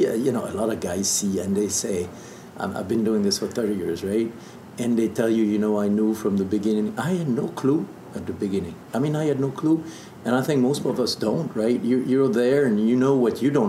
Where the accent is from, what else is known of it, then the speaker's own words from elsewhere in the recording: South Burgundy, Bourgogne-Franche-Comté, France; English is a second language; moved away as an adult; I grew up there in South Burgundy, went to school there.